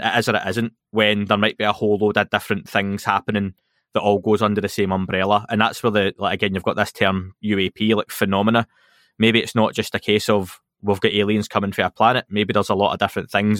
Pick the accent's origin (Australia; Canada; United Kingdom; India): United Kingdom; Scotland; being Scottish